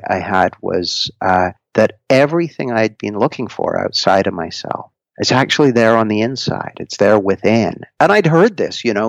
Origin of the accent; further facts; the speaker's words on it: Canada; moved away as an adult; now in Nottingham, United Kingdom; I grew up in Canada, and I moved to the UK when I was about 20